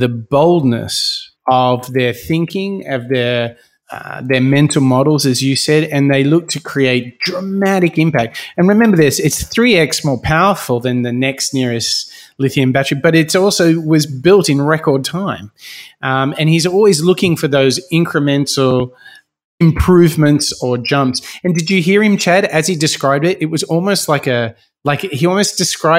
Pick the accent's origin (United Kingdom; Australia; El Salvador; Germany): Australia; here in my home country of Australia